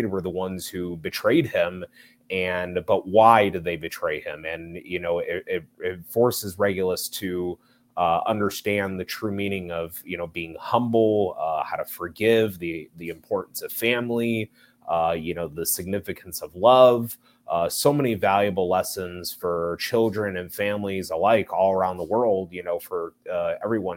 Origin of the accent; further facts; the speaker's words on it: Chicago, Illinois, United States; I am originally from Chicago, Illinois, here in the northwest suburbs